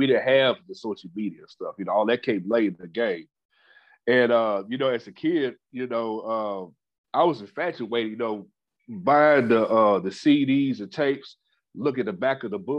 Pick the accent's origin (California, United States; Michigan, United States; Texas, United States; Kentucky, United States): Kentucky, United States; Louisville; also born or lived in Charlotte, North Carolina; was born in Charlotte, North Carolina, but raised in Louisville, Kentucky